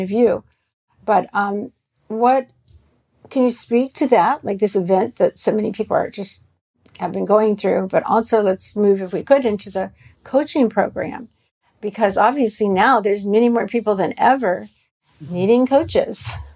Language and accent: English; the South, United States; I grew up in the South, so you know, uh, we had a certain a certain kind of food, a lot of fat and barbecue